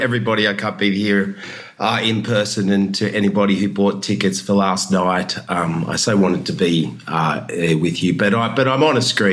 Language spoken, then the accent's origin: English; Cronulla, New South Wales, Australia; as a young man growing up in Cronulla